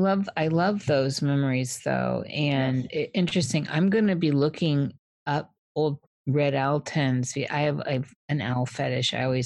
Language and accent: English; Midwest, United States; moved away; also born or lived in New Mexico; I'm from the Midwest.